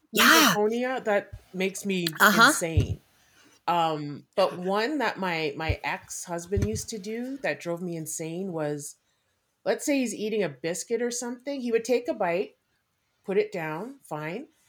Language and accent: English; Canada; I'm Canadian born and raised, my parents were from uh, South